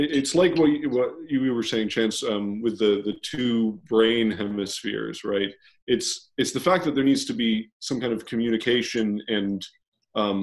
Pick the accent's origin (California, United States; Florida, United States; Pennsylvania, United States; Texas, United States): Texas, United States; Being a Texan myself